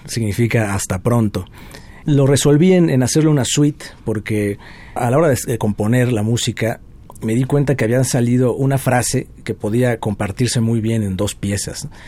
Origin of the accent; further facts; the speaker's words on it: Puebla, Mexico; Nací en Puebla, soy de allá